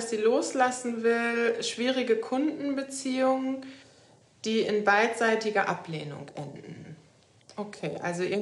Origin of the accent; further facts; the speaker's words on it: Lower Saxony, Germany; moved away as an adult; Ich komme ja aus der Nähe von Hannover. Katrin, das weißt du wahrscheinlich.